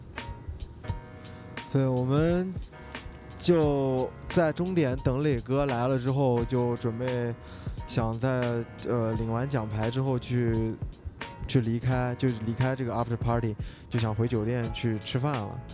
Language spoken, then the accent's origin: Chinese; Xinjiang, China; 我作为一个新疆人